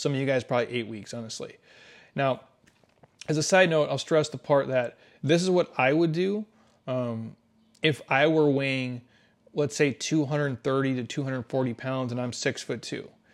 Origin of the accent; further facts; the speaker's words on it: Midwest, United States; I grew up in the Midwest. That's I'm a Midwest type of dude.